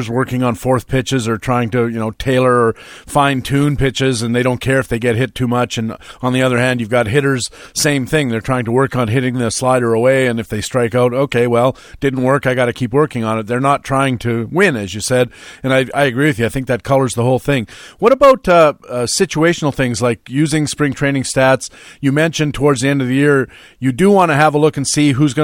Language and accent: English; Canada; I'm a Canadian guy